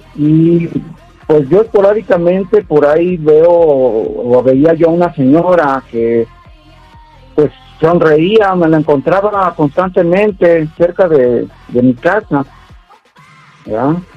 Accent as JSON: {"language": "Spanish", "region": "Jalisco", "country": "Mexico", "tie": "born or raised there", "moved": "yes", "said": "soy de, de Jalisco"}